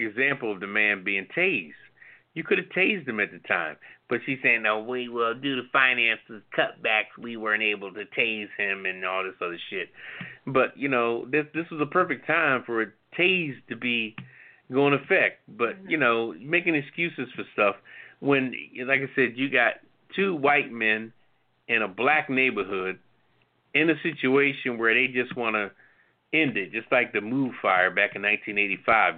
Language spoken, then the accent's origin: English; Philadelphia, Pennsylvania, United States; Philadelphia's my hometown